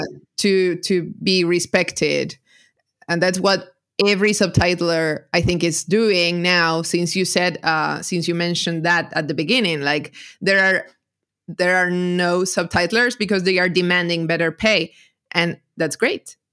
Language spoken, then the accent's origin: English; Argentina; I'm a translator from Argentina.